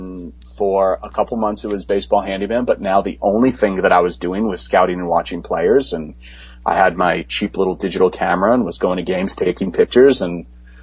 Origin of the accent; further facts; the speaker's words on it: New York, United States; growing up in New York